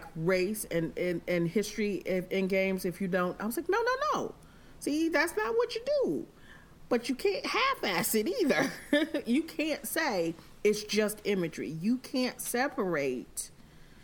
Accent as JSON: {"language": "English", "region": "the North", "country": "United States", "tie": "born or raised there", "said": "I'm from the North. My mother's a medical professional. So we had friends of all races"}